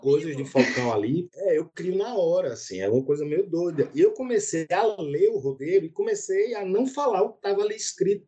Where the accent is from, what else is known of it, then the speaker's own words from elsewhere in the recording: Northeast Region, Brazil; accent: Nordestino; eu sou nordestino